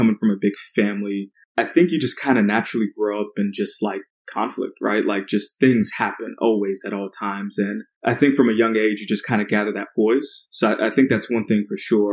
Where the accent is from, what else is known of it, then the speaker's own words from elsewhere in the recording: Port Charlotte, Florida, United States; also born or lived in Paterson, New Jersey; So started off in Jersey and then grew up in Florida, a pretty small town. It's called Port Charlotte, nestled in between Tampa and Fort Myers